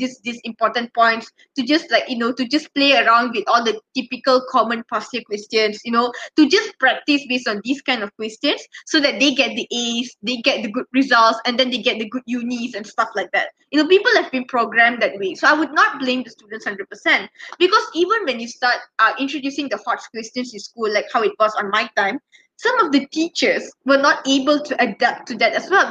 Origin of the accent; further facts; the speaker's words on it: Malaysia; we as Malaysian students